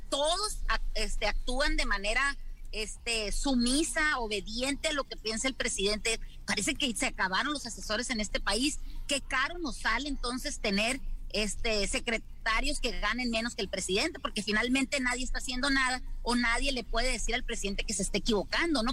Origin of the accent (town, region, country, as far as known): Mexico